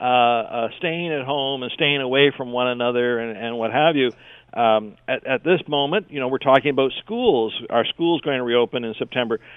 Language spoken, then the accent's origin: English; Canada